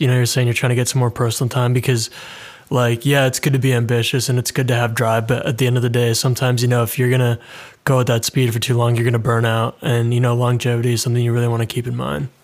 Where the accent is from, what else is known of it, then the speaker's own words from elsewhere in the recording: Canada; moved away as an adult; now in London, United Kingdom; I'm Canadian, but I moved to London in the U K